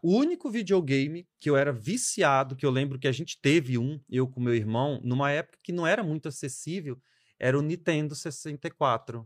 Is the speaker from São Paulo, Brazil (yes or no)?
no; Marabá, Pará, Brazil; also born or lived in Espírito Santo, Brazil; now in Parauapebas, Brazil; No Espírito Santo eu fiquei até uns nove, depois eu vim para Marabá